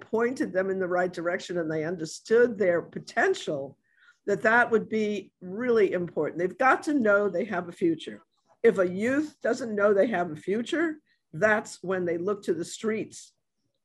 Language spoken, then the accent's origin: English; New York, United States; now in New Orleans, United States; I'm from New York